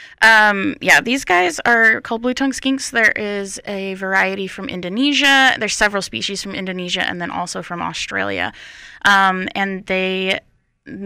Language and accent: English; Utah, United States; now in North Carolina, United States; I come from Utah